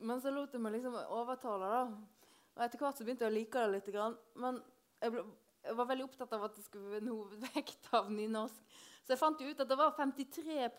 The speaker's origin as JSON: {"language": "Norwegian", "area": "Hardanger", "region": "Vestland", "country": "Norway", "said": "Hardanger, der jeg kommer fra"}